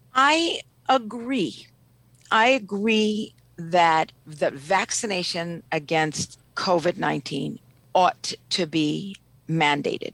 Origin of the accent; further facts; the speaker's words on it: Ethiopia; now in Washington, D.C., United States; I'm originally from Ethiopia.